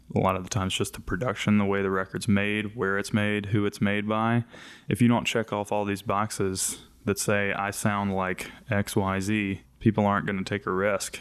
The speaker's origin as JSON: {"language": "English", "region": "the South", "country": "United States", "tie": "born or raised there", "said": "growing up in the South as a, on, on the more progressive side"}